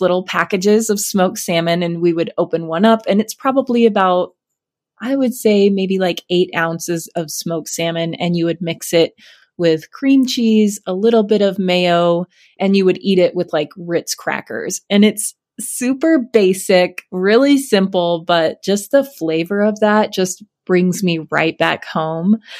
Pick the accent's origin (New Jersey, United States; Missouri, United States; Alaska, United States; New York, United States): Alaska, United States; moved away; I grew up in Alaska